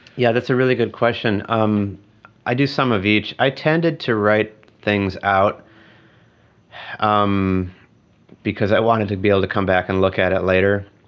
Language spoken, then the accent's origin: English; Eau Claire, Wisconsin, United States; In my hometown, Eau Claire, Wisconsin